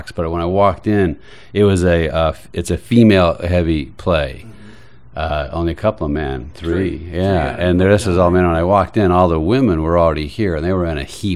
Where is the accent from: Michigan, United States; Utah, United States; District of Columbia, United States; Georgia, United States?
Utah, United States; Salt Lake City; also born or lived in Austin, Texas; now in New York, United States; I was raised Mormon in Salt Lake City